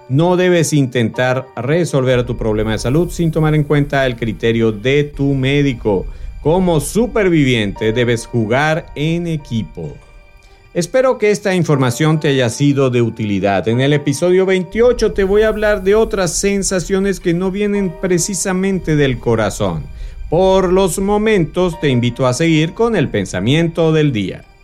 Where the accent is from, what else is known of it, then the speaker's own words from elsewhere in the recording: Venezuela; born there; quiero saludar a ti, que me escuchas fiel y consecuentemente desde Caracas, Venezuela. Por supuesto, en mi país natal y donde nació el concepto de superviviente, tenemos a un alto porcentaje de oyentes, a pesar de todas las dificultades que atraviesa mi amado país.